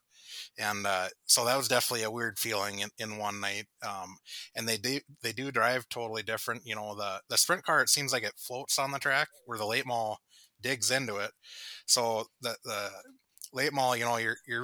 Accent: Harwood, United States; Growing up in Harwood

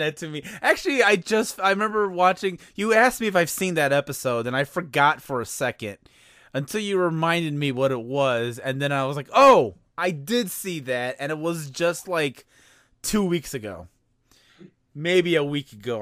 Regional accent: outside of Chicago, Illinois, United States; I grew up uh outside of Chicago

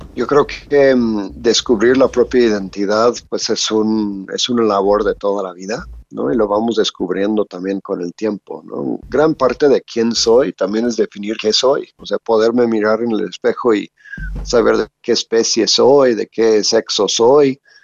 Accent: Louisiana, United States; moved away as an adult; now in Mexico; Soy de Estados Unidos, de Luisiana

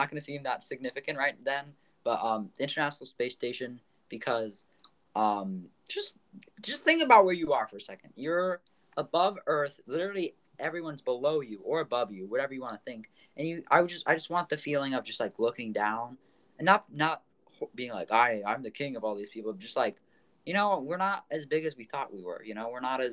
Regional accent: United States; as an American

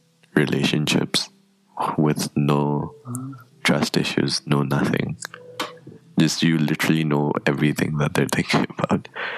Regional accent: Nepal; Technically, I'm Nepali.

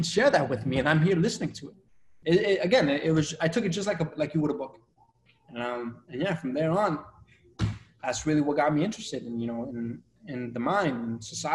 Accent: Revere, Massachusetts, United States; also born or lived in Colombia; I grew up in Revere

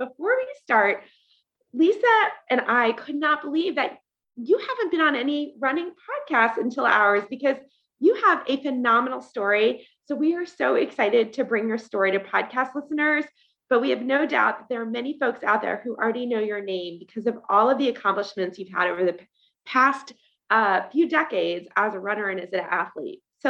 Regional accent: Columbus, Ohio, United States; I grew up in Columbus, Ohio. So I love that you live there.

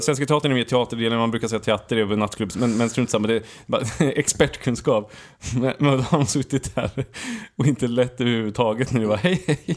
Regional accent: Sweden; Vi är från Sverige

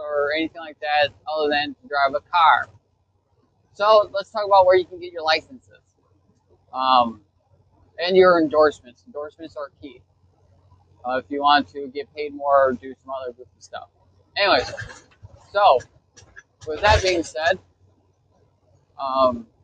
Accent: Chicago, Illinois, United States; I'm from Chicagoland.

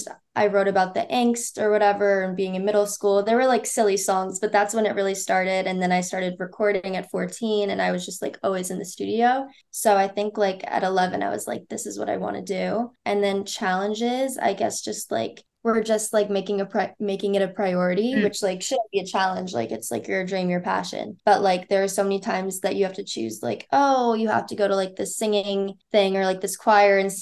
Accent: New York City, New York, United States; moved away as an adult; now in Miami, United States; I grew up in New York

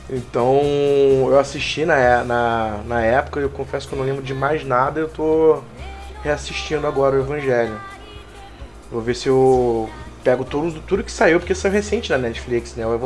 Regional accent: Rio de Janeiro, Brazil; now in São Paulo, Brazil; eu sou carioca, né?

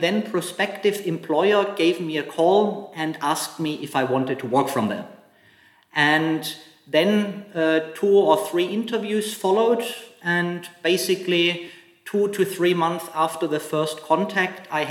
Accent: Germany; moved away as an adult; also born or lived in Hong Kong / Shanghai; now in China; I'm from Germany originally, and I have lived and worked in Hong Kong and mainland China for 11 years now

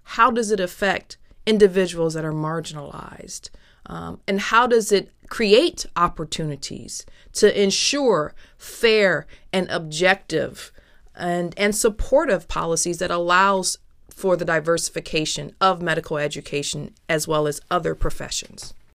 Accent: Toledo, Ohio, United States; also born or lived in Milwaukee, Wisconsin; growing up where I grew up, which was Toledo, Ohio. I'm originally from Toledo, Ohio

